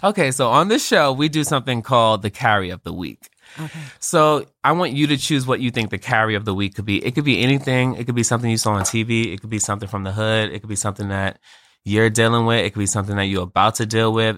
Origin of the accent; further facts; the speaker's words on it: New York City, New York, United States; I'm from Brooklyn, New York like I've been in the Board of Education system for more than a decade